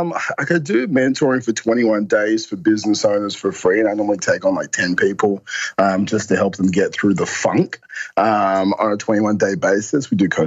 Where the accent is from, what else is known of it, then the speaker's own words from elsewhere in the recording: Perth, Western Australia, Australia; now in Melbourne, Australia; Perth, Western Australia.